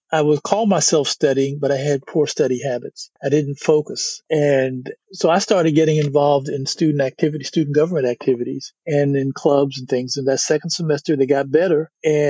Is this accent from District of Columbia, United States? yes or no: yes; Washington, District of Columbia, United States; also born or lived in Notre Dame, Indiana; now in Houston, United States; I grew up in Washington, D.C.